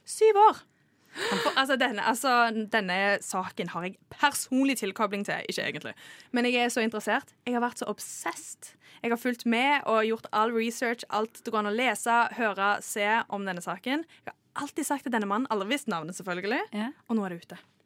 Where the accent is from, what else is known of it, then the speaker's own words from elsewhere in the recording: Trondheim, Trøndelag, Norway; now in Oslo, Norway; Kvinnelig fra Trondheim.